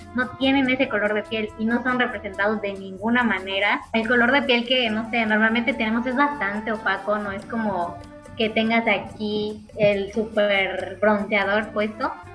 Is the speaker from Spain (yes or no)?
no; Mexico; como realmente somos los mexicanos